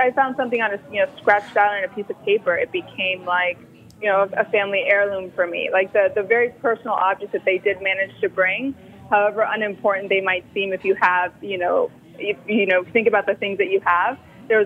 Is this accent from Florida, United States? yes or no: yes; Miami, Florida, United States; moved away as an adult; also born or lived in New York City; I grew up in Miami